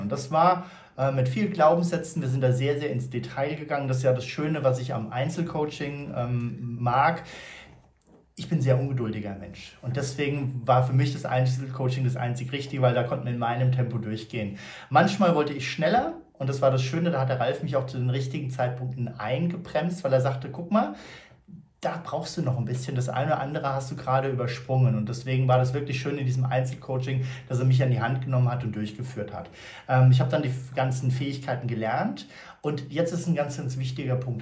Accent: Frankfurt, Hesse, Germany

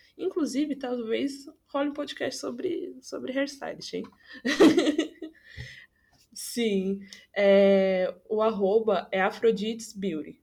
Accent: São Paulo, Brazil; eu moro no Jardim Brasil. E, tipo, o Jardim Brasil, aqui da Zona Norte, hoje em dia tá bom, assim, hoje em dia, nos últimos 5, 6 anos. Mas quando eu era mais nova, era muita barra

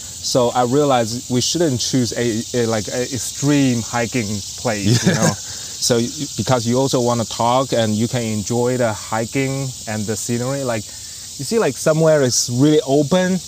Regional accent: Northeast China, China; English is a second language; moved away as an adult; now in Georgia, United States; I'm a Chinese. I'm from China, Northeast China

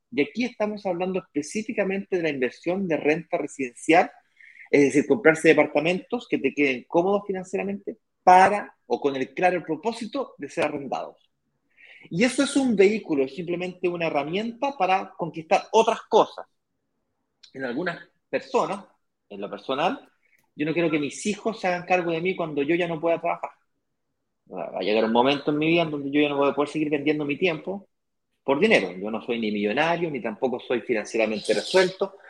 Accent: Santiago, Santiago Metropolitan Region, Chile; yo nací en Santiago, me crié en Santiago, mi hermano también

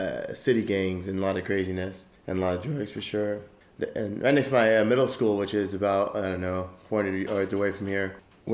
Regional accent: Lake Elsinore, California, United States; also born or lived in Whittier, California; I moved to Lake Elsinore from Whittier, California when I was 3 years old, 1987, after the Whittier earthquake in LA.

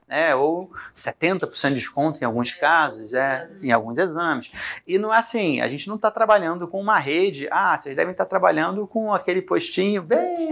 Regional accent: Rio de Janeiro, Brazil; moved away as an adult; now in Goiânia, Brazil; Sou carioca

